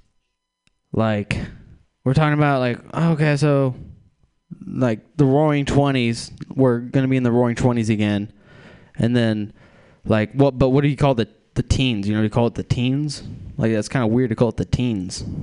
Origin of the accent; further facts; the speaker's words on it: Texas, United States; I am from Texas